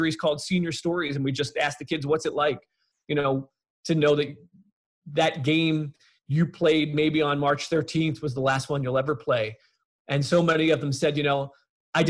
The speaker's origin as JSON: {"language": "English", "area": "Long Island", "region": "New York", "country": "United States", "tie": "born or raised there", "said": "When I was growing up on Long Island"}